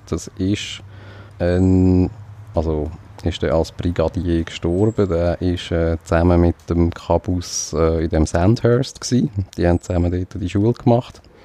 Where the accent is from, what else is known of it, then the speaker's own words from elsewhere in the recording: Switzerland; Fühlt man sich als Schweizer